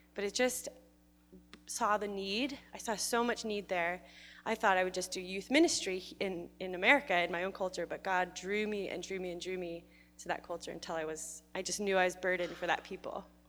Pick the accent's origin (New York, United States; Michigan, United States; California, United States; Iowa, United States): Iowa, United States; Webster City; I'm from Central Iowa, so um, Webster City, if anyone knows that, but kind of out in the country in the middle of nowhere.